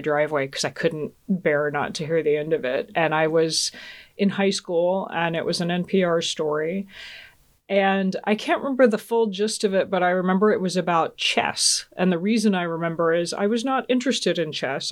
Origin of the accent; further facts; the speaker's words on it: Georgia, United States; also born or lived in Augsburg, Germany; growing up in Georgia